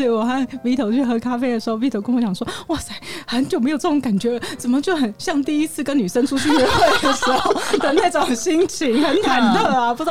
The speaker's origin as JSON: {"language": "Chinese", "region": "Taipei", "country": "Taiwan", "said": "然后我也是台北人"}